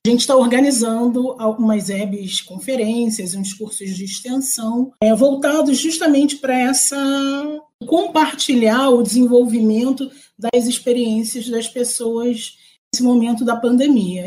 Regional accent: Rio de Janeiro, Brazil; accent: carioca; moved away as an adult; now in Teresina, Brazil; eu moro em Teresina, no Piauí, mas eu sou carioca. Meu sotaque talvez revele isso. Eu sou carioca da favela, do complexo do, do alemão. Nasci e fui criada nesse complexo.

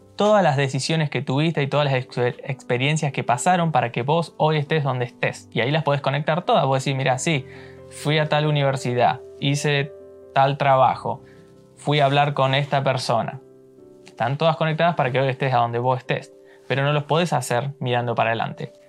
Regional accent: Argentina; moved away as an adult; now in New York, United States; yo nací en Argentina y ahora estoy viviendo acá en Nueva York.

